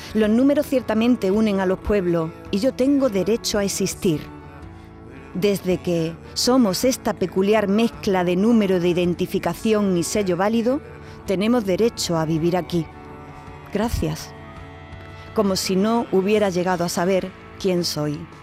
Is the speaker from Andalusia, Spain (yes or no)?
yes; Andalusia, Spain; en mi pueblo por lo menos decimos